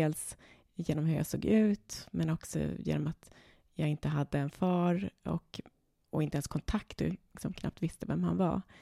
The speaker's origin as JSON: {"language": "Swedish", "town": "Stockholm", "region": "Stockholm County", "country": "Sweden", "tie": "born or raised there", "said": "Eh, jag är född på Söder, eh, på Södersjukhuset. Vi bodde där mitt första år och sen har vi flyttat runt otroligt mycket. Eh, jag bodde en period i Hässelby, jag bodde i Jakobsberg."}